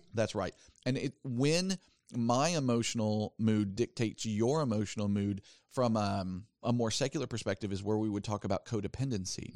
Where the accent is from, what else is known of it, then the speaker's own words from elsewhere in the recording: the South, United States; I grew up in the South